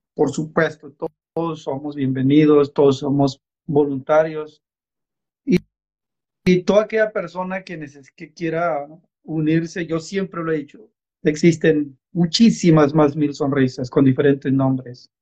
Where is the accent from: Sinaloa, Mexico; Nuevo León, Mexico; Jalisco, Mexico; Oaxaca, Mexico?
Oaxaca, Mexico; San Isidro Amatitlán; moved away; soy del estado de Oaxaca, México, de una comunidad que se llama San Isidro Amatitlán